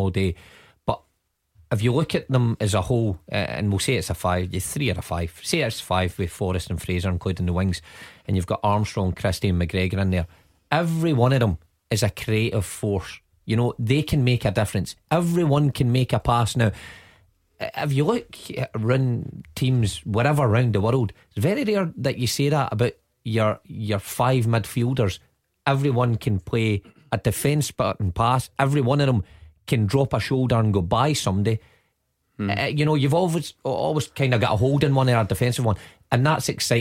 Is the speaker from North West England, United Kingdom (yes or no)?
no; Scotland, United Kingdom; us being Scottish